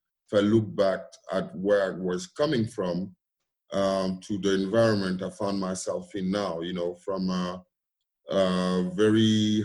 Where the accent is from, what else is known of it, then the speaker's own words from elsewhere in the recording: Cameroon; moved away; I was born in Cameroon in a very small, you know, not so wealthy area, if I may. Went to preschool and started elementary school there.